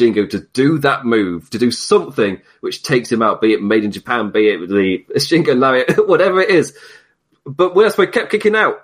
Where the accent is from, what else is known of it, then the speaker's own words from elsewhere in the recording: United Kingdom; being British